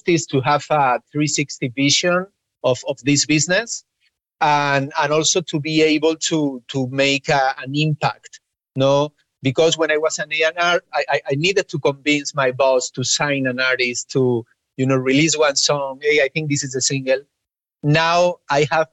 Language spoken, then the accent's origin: English; Spain; English is a second language; I grew up in Spain, and obviously English wasn't our native language